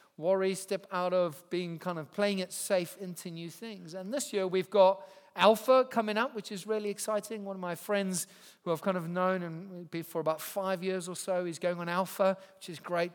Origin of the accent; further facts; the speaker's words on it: Zimbabwe; moved away as an adult; now in England; I grew up in Zimbabwe